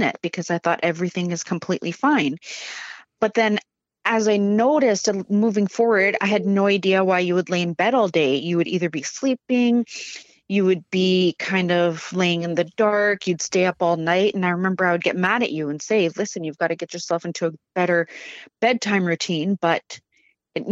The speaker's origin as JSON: {"language": "English", "town": "Prince George", "region": "British Columbia", "country": "Canada", "tie": "born or raised there", "also_born_or_lived": "Vancouver", "moved": "as an adult", "said": "growing up in Prince George"}